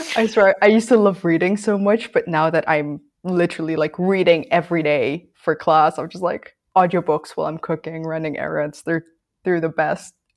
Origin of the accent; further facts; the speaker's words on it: Philippines; moved away; I grew up in the Philippines and I still have, like, quite some ties to it.